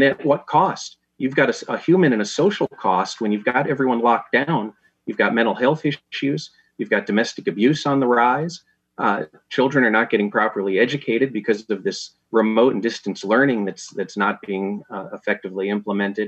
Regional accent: Illinois, United States; my home state of Illinois

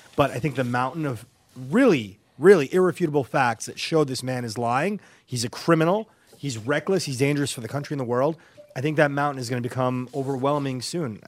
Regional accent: New York, United States; I'm from New York. I grew up there, you know, in the 80s, 90s

